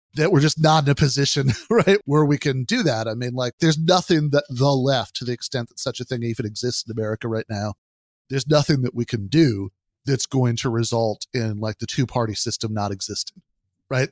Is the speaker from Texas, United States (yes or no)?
no; Michigan, United States; my home state of Michigan